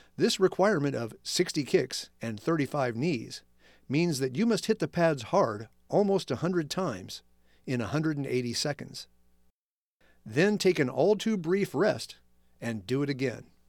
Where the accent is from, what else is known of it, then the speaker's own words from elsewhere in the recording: Evansville, Indiana, United States; my hometown of Evansville, Indiana is more than six hours south of Chicago